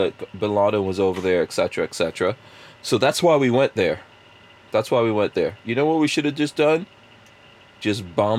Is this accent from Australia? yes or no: no; Guyana; moved away; also born or lived in England; I was born in Guyana.